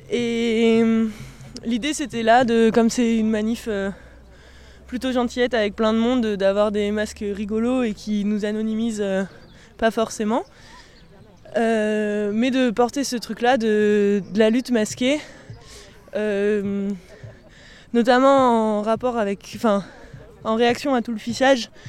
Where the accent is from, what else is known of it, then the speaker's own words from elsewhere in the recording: Normandy, France; coquillage parce que je viens du Cotentin.